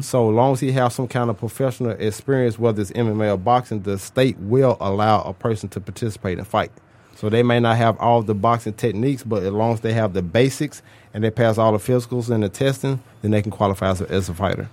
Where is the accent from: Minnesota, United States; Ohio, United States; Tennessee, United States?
Tennessee, United States; Memphis; I'm from Memphis, Tennessee.